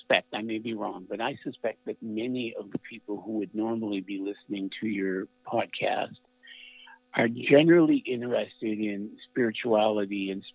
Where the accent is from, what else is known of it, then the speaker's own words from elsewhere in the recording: Saint John, New Brunswick, Canada; in St. John, where I grew up, times when racism was pretty much in your face